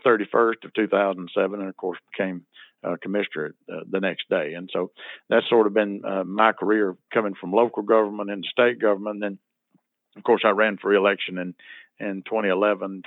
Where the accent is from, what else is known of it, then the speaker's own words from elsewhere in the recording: Nettleton, Mississippi, United States; I was elected mayor of my hometown of Nettleton back in 2001